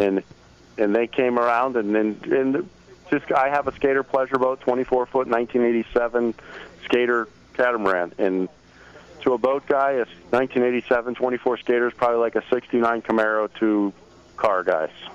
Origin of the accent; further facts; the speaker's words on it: Key West, Florida, United States; I grew up in Key West.